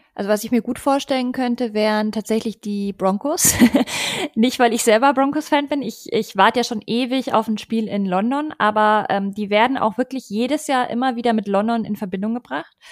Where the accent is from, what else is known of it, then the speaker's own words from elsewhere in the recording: Munich, Bavaria, Germany; moved away; ich bin ja ursprünglich aus München